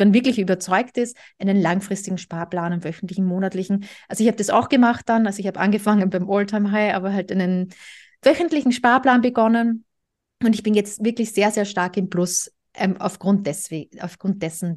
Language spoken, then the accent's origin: German; Austria; moved away; Ich komme ursprünglich aus Österreich